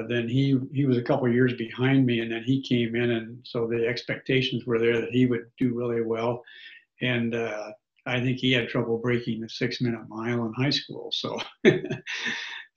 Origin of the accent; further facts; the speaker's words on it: Beatrice, Nebraska, United States; also born or lived in Grand Island, Nebraska; I grew up in Nebraska. It was Beatrice, but I grew up in Nebraska and came back to Nebraska